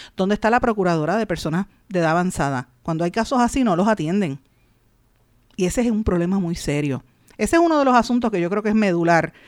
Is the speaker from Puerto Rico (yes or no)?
yes; Puerto Rico; nosotros como los puertorriqueños